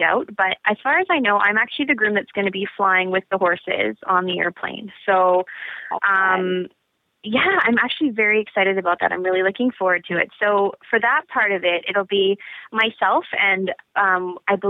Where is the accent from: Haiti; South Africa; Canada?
Canada; I'm Canadian